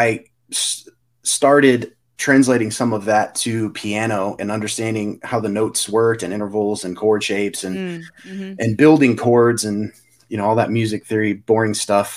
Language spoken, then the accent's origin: English; Clovis, New Mexico, United States; We're actually from Eastern New Mexico, Clovis, New Mexico, where there's an Air Force base.